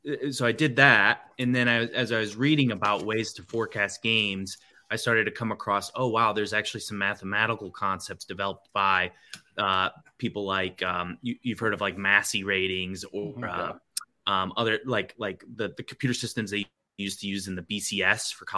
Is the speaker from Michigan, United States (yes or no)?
yes; Lowell, Michigan, United States; also born or lived in Grand Rapids, Michigan; I grew up just outside of Grand Rapids in Lowell